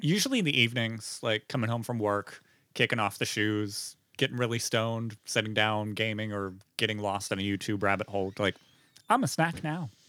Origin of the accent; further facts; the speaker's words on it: Beaver County, north of Pittsburgh, Pennsylvania, United States; Forty-five minutes north of Pittsburgh, Beaver County